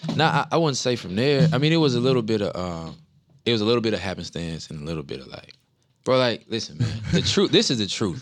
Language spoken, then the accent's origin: English; New Orleans, Louisiana, United States; moved away; I'm from New Orleans